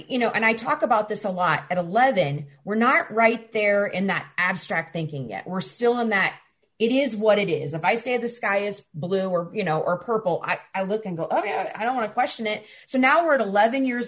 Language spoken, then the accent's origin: English; Illinois, United States; I'm a Midwestern, so I'm from Illinois